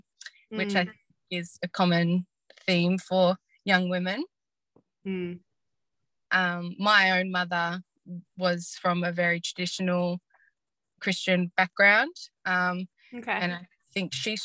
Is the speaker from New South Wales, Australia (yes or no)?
no; Gippsland, Victoria, Australia; I grew up in Gippsland area, and in regional, in a small regional town.